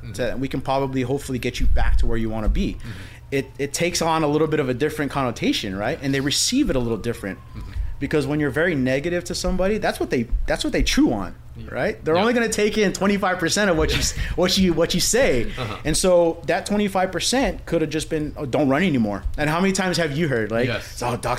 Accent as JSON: {"language": "English", "region": "California", "country": "United States", "tie": "born there", "also_born_or_lived": "Hawaii", "said": "So I was actually born in California, a military kid, and I went to Radford military school"}